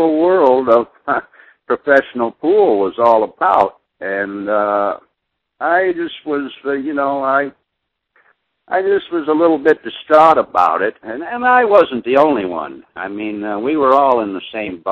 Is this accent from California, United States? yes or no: no; Michigan, United States; I came from Michigan